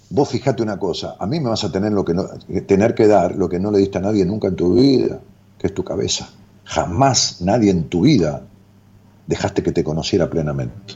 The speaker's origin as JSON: {"language": "Spanish", "country": "Argentina", "said": "como argentino"}